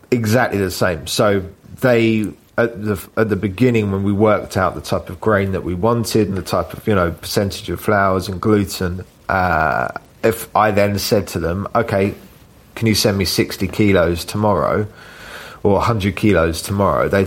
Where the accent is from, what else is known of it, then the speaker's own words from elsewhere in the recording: London, United Kingdom; I have none at all. I'm a Londoner.